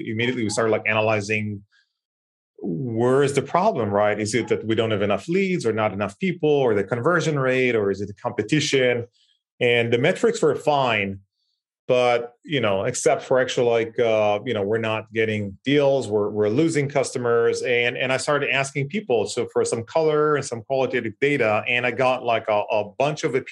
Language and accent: English; Israel; I was born and raised in Israel, like northest city in the country, small town